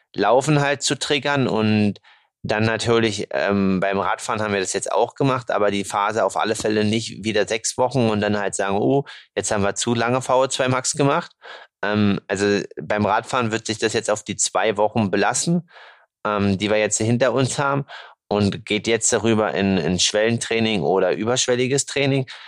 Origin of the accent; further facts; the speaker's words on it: Germany; Bei uns in Deutschland